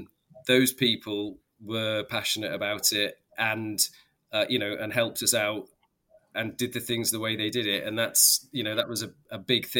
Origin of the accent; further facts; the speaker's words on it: Scotland, United Kingdom; also born or lived in south of England; no, I'm Scottish.